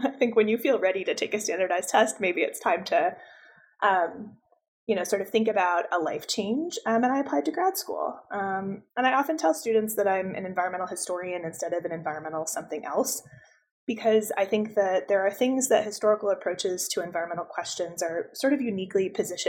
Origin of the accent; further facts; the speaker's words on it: Buffalo, New York, United States; also born or lived in Albuquerque, New Mexico; I grew up outside Buffalo, New York, but I tell folks that I wish I was from Albuquerque, New Mexico. It's where I lived for a few years before grad school